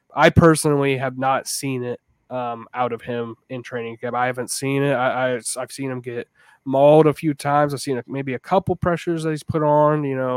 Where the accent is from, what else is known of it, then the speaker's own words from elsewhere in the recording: Jacksonville, Florida, United States; I grew up in Jacksonville